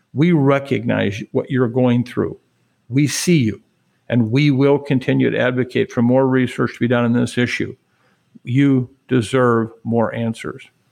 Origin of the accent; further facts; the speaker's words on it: Waukon, Iowa, United States; I'm from Iowa. I'm very proud